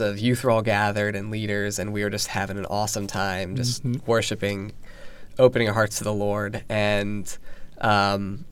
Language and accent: English; Virginia Beach, Virginia, United States; I was born and raised in Virginia Beach. So I've been here my whole life.